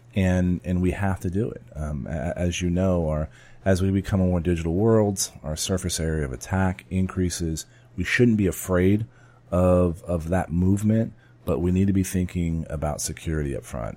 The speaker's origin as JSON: {"language": "English", "town": "San Antonio", "region": "Texas", "country": "United States", "tie": "born or raised there", "said": "my hometown"}